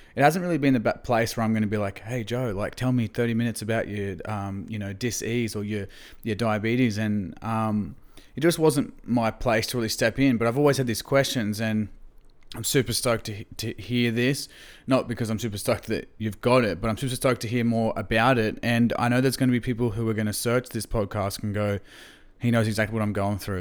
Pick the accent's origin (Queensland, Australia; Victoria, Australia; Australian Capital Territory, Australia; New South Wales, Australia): Queensland, Australia; Gympie; I grew up in Gympie, country Queensland